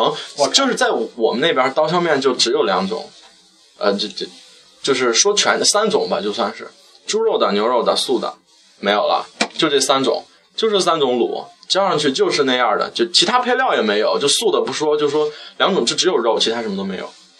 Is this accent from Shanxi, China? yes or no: yes; Shanxi, China; 说到我的家乡，就是一片热忱的土地。